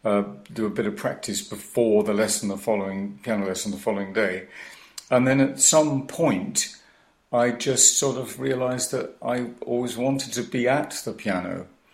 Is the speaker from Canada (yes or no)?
no; Cardiff, Wales, United Kingdom; I grew up in Cardiff, went to Cardiff High School, and I learned my Welsh, as did we all.